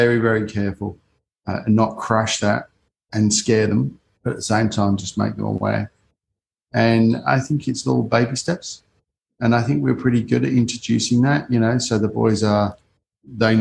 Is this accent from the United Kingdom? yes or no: yes; United Kingdom; I grew up in the Cold War in the UK